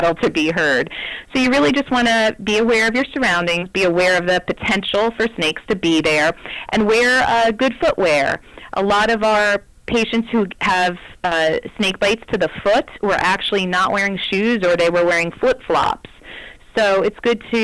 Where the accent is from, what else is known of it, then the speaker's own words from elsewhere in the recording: the East, United States; moved away as an adult; now in Arizona, United States; I grew up in the East, in a place where we did not have any snakes.